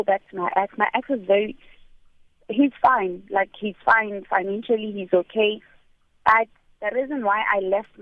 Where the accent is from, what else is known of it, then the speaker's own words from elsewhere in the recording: South Africa; my husband is not a South African, and I'm South African